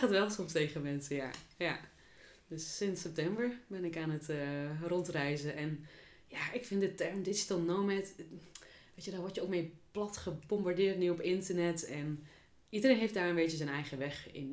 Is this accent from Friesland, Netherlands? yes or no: no; Achterhoek, Gelderland, Netherlands; moved away; ik kom oorspronkelijk uit de Achterhoek